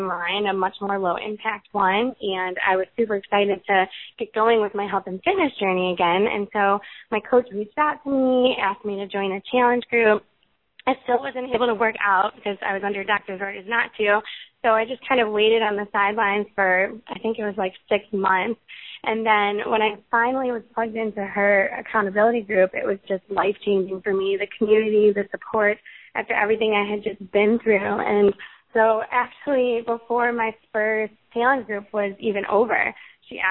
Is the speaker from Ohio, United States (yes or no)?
no; Chicago, Illinois, United States; now in Tallahassee, United States; I'm from Chicago, and I'm actually moving to Boston in 2 weeks